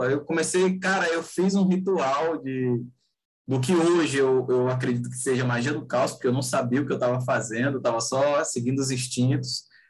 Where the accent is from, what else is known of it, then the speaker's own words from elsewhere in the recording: Rio de Janeiro, Brazil; now in Fortaleza, Brazil; eu nasci e, eu, e moro no Ceará, Fortaleza, Ceará. Mas eu cresci, assim, minha infância e adolescência foi no Rio de Janeiro.